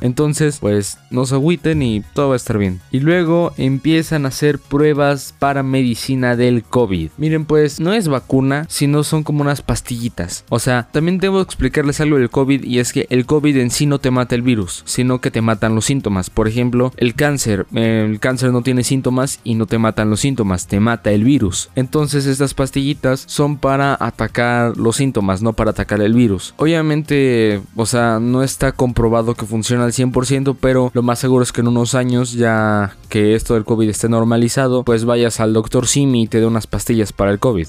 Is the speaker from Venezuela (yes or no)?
no; Mexico; mi país México